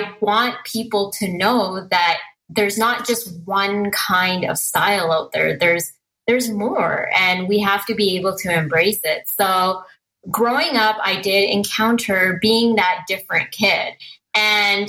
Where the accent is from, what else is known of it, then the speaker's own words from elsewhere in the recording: Merritt, British Columbia, Canada; I grew up in a very small town called Merritt, BC.